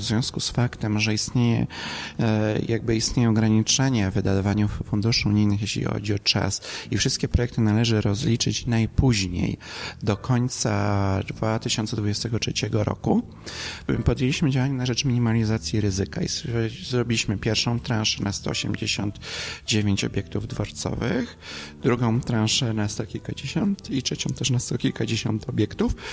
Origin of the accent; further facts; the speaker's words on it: Śrem, Greater Poland, Poland; z mojego rodzinnych okolic, to jest linia Śremska do odlewni